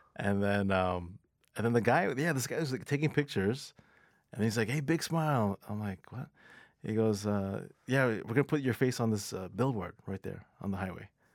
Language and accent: English; Mississauga, Ontario, Canada; also born or lived in Toronto; I was born in Toronto, but I grew up in Mississauga